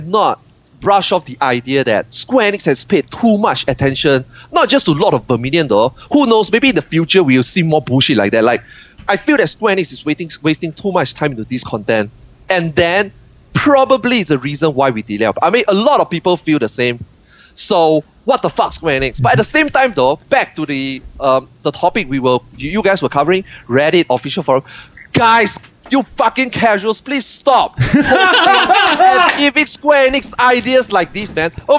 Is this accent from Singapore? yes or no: yes; Singapore; Singapore. I'm from Singapore.